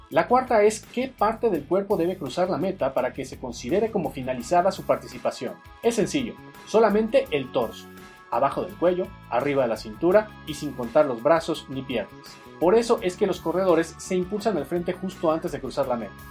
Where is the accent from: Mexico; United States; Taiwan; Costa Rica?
Mexico; esto es Tiro Parabólico. Soy un periodista mexicano con 18 años de experiencia